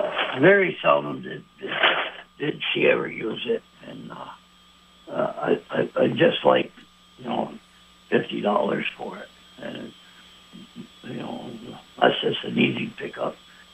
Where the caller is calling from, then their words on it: South Burlington, Vermont, United States; Actually, the Shelburne and South Burlington line.